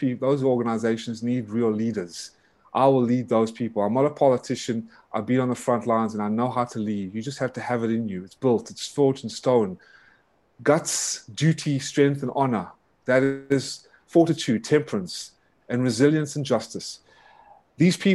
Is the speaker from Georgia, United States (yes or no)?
yes; Atlanta, Georgia, United States; I was brought up in Atlanta, Georgia for 25 years.